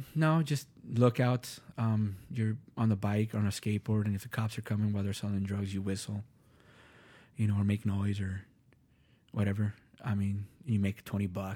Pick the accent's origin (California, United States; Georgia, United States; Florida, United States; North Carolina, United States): California, United States; Los Angeles; also born or lived in Van Nuys, Los Angeles; now in Minnesota, United States; I grew up in Los Angeles, West L